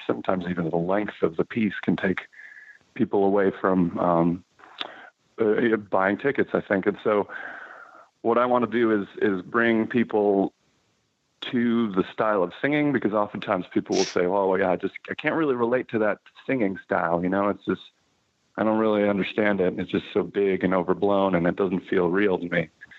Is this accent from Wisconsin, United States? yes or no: yes; Fox Valley, Wisconsin, United States; moved away as an adult; also born or lived in Milwaukee, Wisconsin / Boston; now in New York, United States; I was born in Milwaukee and raised in the Fox Valley, Wisconsin. So I grew up about 45 minutes